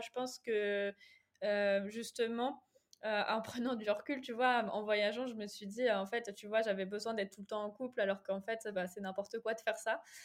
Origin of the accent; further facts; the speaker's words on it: Angers, Pays de la Loire, France; je suis d'Angers, très fière de l'être.